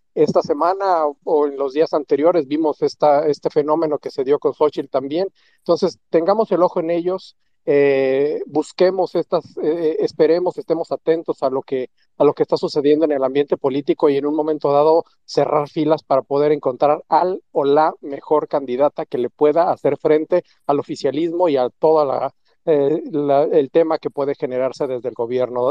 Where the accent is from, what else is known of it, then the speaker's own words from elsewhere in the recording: Mexico; lo que nosotros requerimos como mexicanos